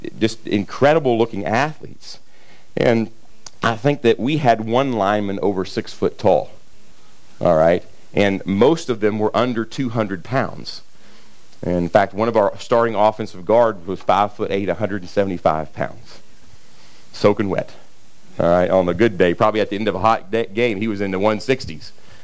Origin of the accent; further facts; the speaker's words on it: Kentucky side of the Ohio River, United States; I grew up on the Ohio River on the Kentucky side